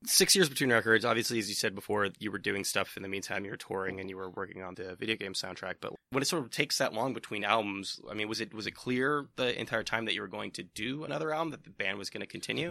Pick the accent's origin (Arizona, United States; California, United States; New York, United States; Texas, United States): California, United States; East Bay; I'm from the Bay Area, uh, like, so I'm from the East Bay